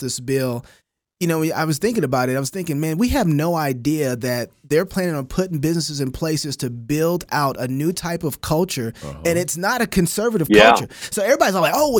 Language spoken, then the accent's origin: English; Kansas City, United States; I'm from Kansas City